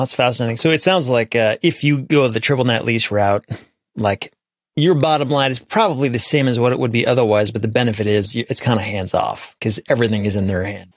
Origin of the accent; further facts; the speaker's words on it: Grand Rapids, Michigan, United States; my hometown of Grand Rapids